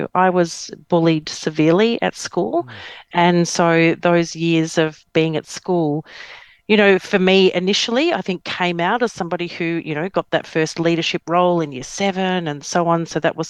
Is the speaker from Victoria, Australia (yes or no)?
yes; Victoria, Australia; also born or lived in Melbourne / Geelong / Wangaratta; Well, I grew up in country Victoria. So I was born in Melbourne. My dad worked with the bank. So we did a lot of moving. So we went Melbourne, then we went Geelong, then we went Wangaratta, and then we move